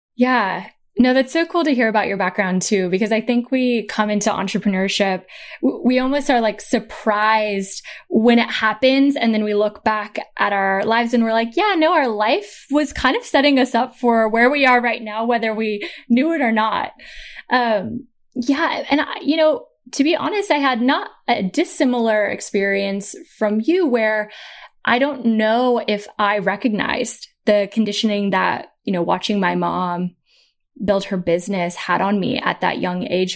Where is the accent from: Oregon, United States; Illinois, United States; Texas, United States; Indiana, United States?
Oregon, United States; Portland; I'm from Portland, Oregon, so the West Coast of America. Um, we, uh, you know, my sister and I, so I'm the oldest child.